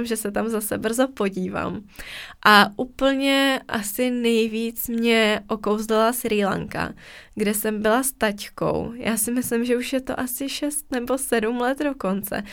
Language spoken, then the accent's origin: Czech; Czechia; jsme z České republiky